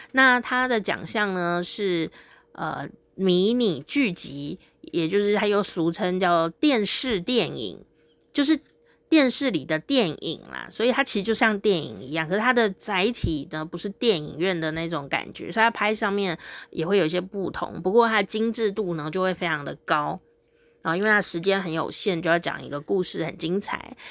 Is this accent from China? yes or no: no; Taichung, Taiwan; 以前小时候在我家乡啊，台中吧